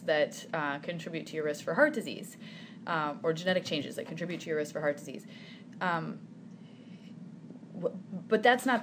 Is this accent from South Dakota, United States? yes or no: yes; Sioux Falls, South Dakota, United States; also born or lived in New York City; I'm from Sioux Falls. I grew up here.